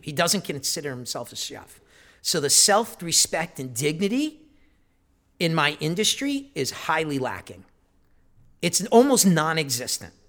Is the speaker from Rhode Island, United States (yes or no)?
yes; Providence, Rhode Island, United States; Growing up in Providence